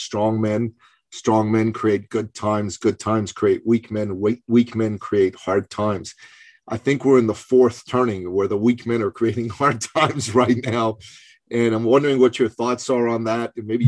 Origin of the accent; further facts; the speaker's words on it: Iran; moved away; I'm originally from Iran. I was 11 years old when the Iranian Revolution happened.